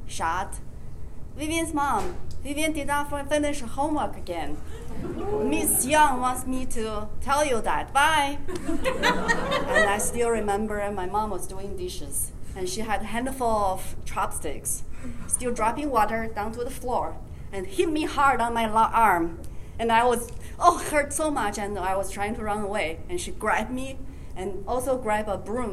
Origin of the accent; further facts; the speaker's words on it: China; moved away; I came from China. I grew up in China